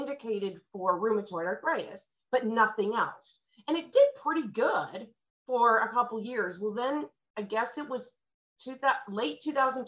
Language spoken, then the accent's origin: English; St. Louis, Missouri, United States; moved away as an adult; also born or lived in Los Angeles, California / Phoenix, Arizona; I'm from St. Louis